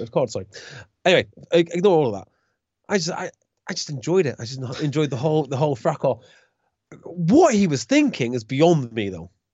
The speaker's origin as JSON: {"language": "English", "area": "Welsh", "region": "Wales", "country": "United Kingdom", "said": "as a Welsh fan growing up"}